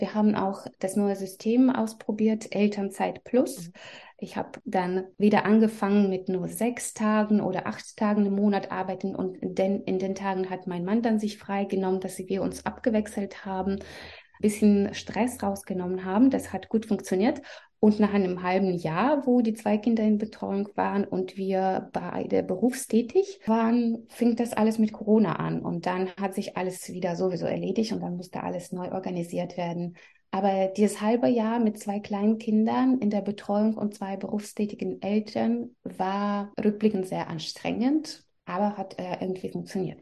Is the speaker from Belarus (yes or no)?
yes; Belarus; German is a second language; moved away as an adult; also born or lived in Russia; now in Germany; ich komme aus Belarus